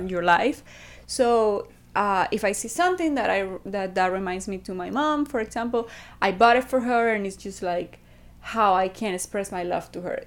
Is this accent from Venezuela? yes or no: yes; Venezuela; from Venezuela.